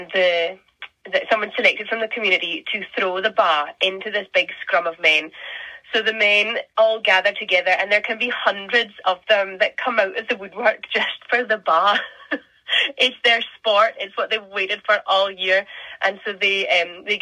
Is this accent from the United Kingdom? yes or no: yes; Orkney, Scotland, United Kingdom; I'm from Scotland. I'm from the Northern Isles of Scotland. I'm from Orkney.